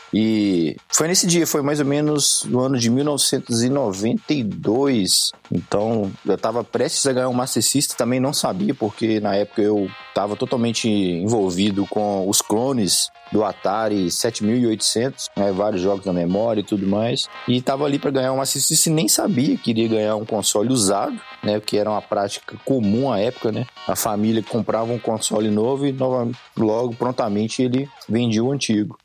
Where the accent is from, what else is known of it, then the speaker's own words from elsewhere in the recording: Sabará, Minas Gerais, Brazil; Eu sou aqui de Sabará, é, cidade próxima a Belo Horizonte